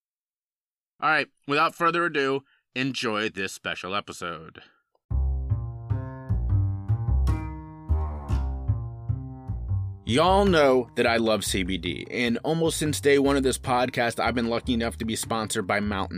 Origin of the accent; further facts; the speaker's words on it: Cincinnati, Ohio, United States; I'm from Cincinnati, Ohio, over here in the States, and growing up in a really fantastic environment